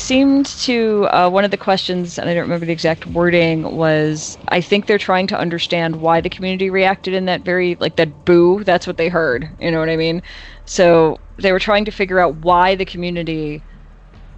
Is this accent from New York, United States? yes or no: no; Chicago, Illinois, United States; accent: Chicago; my Chicago accent